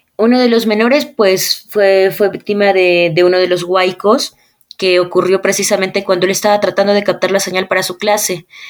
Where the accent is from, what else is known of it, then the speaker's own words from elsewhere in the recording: Ayacucho, Peru; cuando yo era niña y tenía como que 11 años y yo vivía en Ayacucho